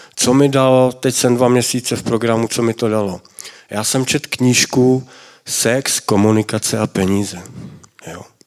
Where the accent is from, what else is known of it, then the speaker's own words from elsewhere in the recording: Mladá Boleslav, Central Bohemian Region, Czechia; já jsem z Mladé Boleslavy